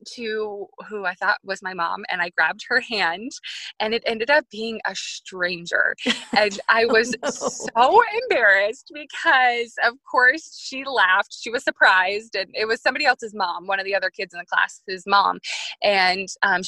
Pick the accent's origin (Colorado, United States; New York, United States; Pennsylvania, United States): New York, United States; I grew up in New York